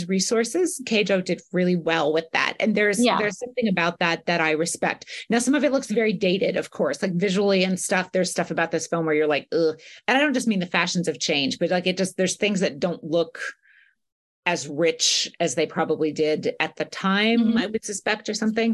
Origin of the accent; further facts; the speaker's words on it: United States; as an American